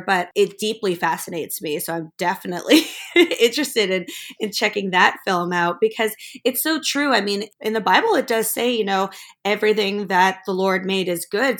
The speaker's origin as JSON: {"language": "English", "country": "Germany", "tie": "born or raised there", "said": "I grew up actually in Germany."}